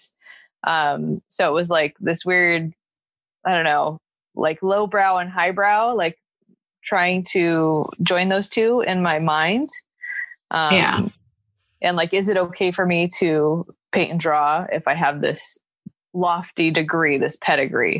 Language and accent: English; Los Angeles, California, United States; also born or lived in Santa Cruz; now in Long Beach, United States; I grew up in the Valley.